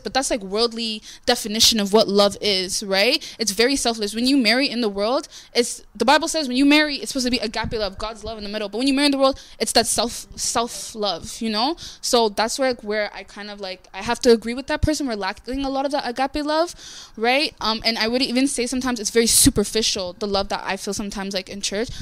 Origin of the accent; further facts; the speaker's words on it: Jamaica; I'm Jamaican, like we do do that in Jamaica as well.